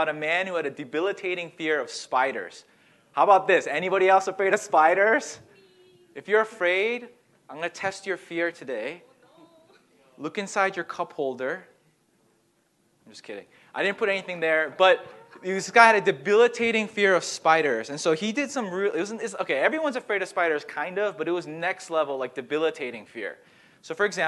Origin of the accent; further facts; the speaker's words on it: Massachusetts, United States; I grew up here in Massachusetts